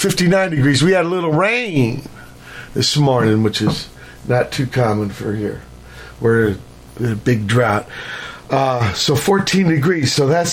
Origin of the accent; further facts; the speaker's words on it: Virginia, United States; born there; In fact, I was born in Virginia, but I was actually conceived in Chicago.